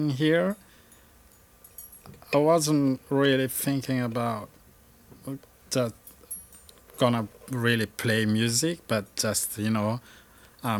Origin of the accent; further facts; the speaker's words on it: Toamasina, Atsinanana, Madagascar; English is a second language; moved away as an adult; also born or lived in Antananarivo, Madagascar; now in Vermont, United States; I grew up in Tamatave, so one of the provinces in Madagascar